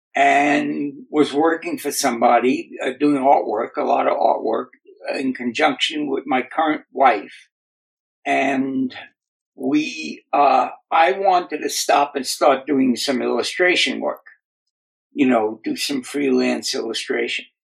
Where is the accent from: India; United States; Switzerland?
United States; New York City, New York; moved away as an adult; now in Southern California, United States; I grew up in the Bronx in New York City. Uh, I currently live now in Southern California, in beach town